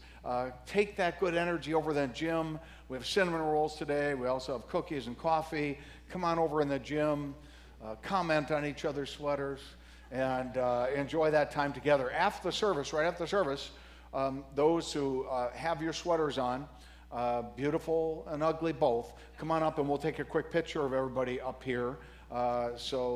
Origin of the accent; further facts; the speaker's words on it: DeKalb, Illinois, United States; I grew up in DeKalb, Illinois.